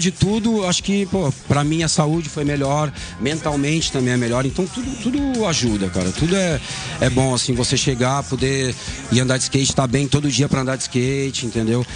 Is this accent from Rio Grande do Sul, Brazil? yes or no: yes; São Leopoldo, Rio Grande do Sul, Brazil; moved away; also born or lived in Esteio / São Paulo; eu nasci em Esteio, mas já tá. um ano eu fui morar em São Leopoldo, que é uma cidade do lado da Grande